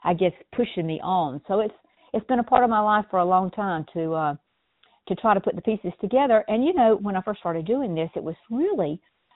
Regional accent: South Georgia, United States; being born and raised in South Georgia

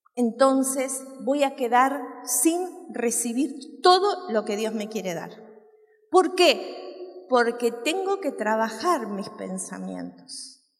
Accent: San Ramón, Canelones, Uruguay; en mi pueblo, yo soy uruguaya y vivía en un pueblo que se llama San Ramón

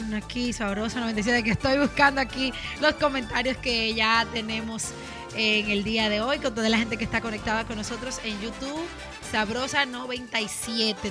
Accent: Tamboril, Santiago, Dominican Republic; nosotros en mi pueblo, Tamboril, también celebramos el carnaval

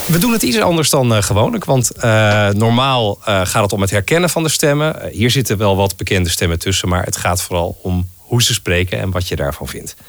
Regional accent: North Holland, Netherlands; ik, ja, kom uit Noord-Holland

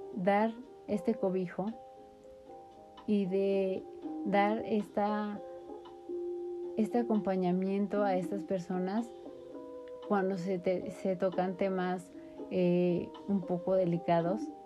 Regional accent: Mexico

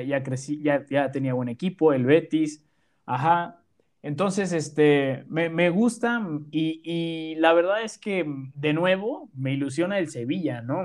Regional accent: Mexico; nosotros somos de México

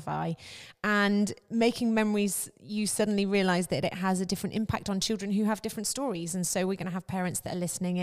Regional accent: Hereford, West Midlands, United Kingdom; I live in Hereford. I grew up in Hereford

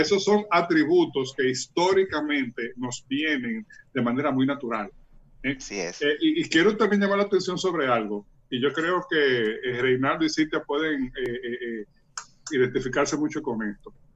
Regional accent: Dominican Republic; ese atributo que tenemos como cultura dominicana

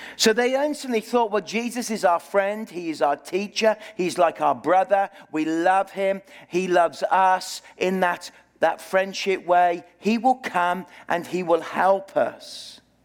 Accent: Birmingham, West Midlands, United Kingdom; moved away as an adult; now in Okanagan, Canada; I live in the city of, grew up in the city of Birmingham, in the heart of Britain

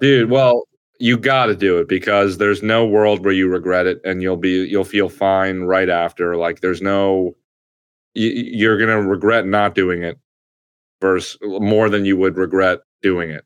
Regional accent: New Jersey, United States; moved away as an adult; now in New York, United States; I'm from New Jersey

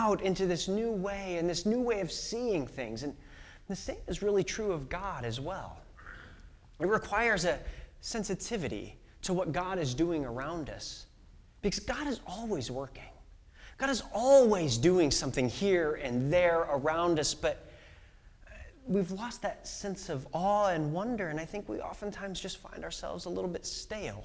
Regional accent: Illinois, United States; moved away as an adult; now in Seattle, United States; I grew up in Illinois

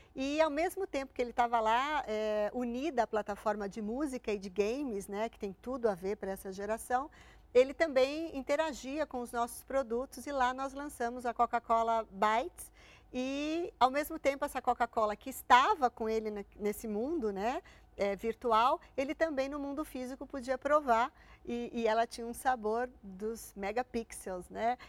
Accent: Santo André, São Paulo, Brazil; eu sou de Santo André. Eu fiz colégio público

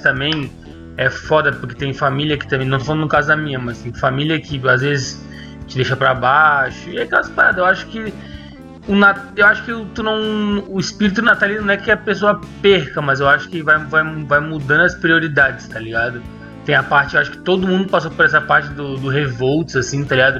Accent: Porto Alegre, Rio Grande do Sul, Brazil; moved away; depois que eu me saí de Porto Alegre, eu voltava

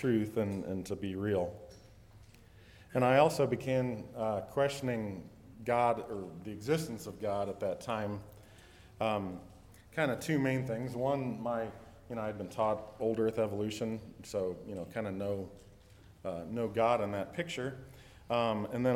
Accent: Lima, Ohio, United States; I grew up in Western Ohio, just up here. I was born in Lima, not too far away.

